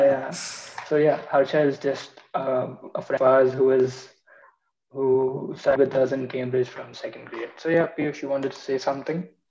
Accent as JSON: {"language": "English", "town": "Bangalore", "region": "Karnataka", "country": "India", "accent": "Bangalore", "moved": "as an adult", "said": "I have a Bangalore accent"}